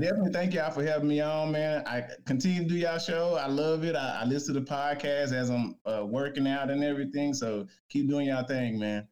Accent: Dallas, Texas, United States; I'm from Dallas. So uh, you know, UNT right up the way

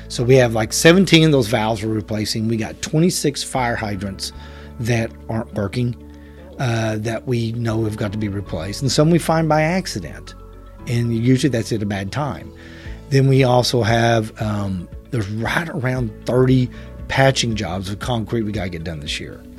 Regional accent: Chickasha, Oklahoma, United States; born and raised in Chickasha

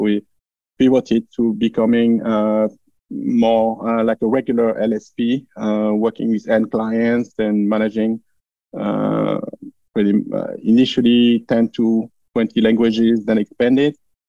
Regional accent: France; English is a second language; moved away as an adult; now in Florida, United States; I live in Florida here. I grew up in France, as probably my accent makes obvious.

